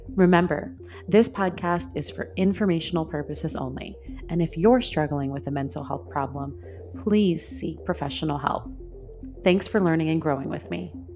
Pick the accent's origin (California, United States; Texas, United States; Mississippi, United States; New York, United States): New York, United States; moved away as an adult; I'm from New York